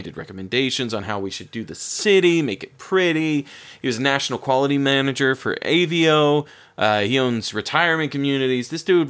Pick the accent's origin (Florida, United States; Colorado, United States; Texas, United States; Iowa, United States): Florida, United States; I grew up in Florida